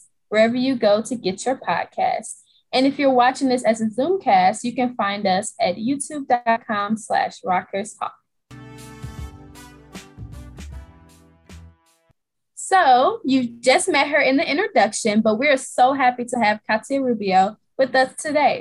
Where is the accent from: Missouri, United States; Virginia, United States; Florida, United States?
Missouri, United States; St. Louis; I'm originally from St. Louis, Missouri